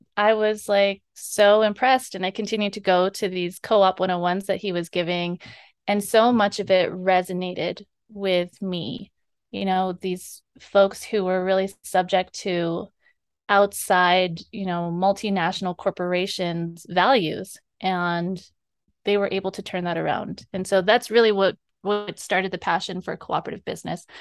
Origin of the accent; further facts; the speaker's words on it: Bennett Freeze, Arizona, United States; I am from the Bennett Freeze, born and raised